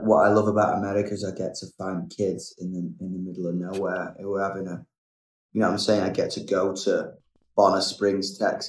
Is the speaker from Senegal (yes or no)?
no; England, United Kingdom; I love being English. I love the bite it gave me.